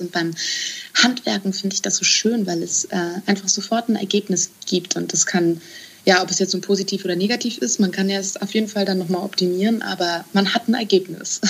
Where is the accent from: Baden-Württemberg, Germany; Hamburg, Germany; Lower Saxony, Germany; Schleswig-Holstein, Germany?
Hamburg, Germany; outskirts of; ich bin auf dem Land aufgewachsen oder am Rande von Hamburg